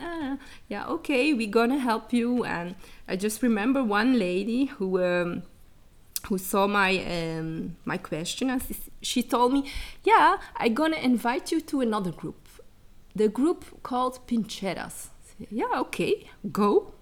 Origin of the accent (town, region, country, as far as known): Dadizele, Flanders, Belgium; born or raised there; also born or lived in Chile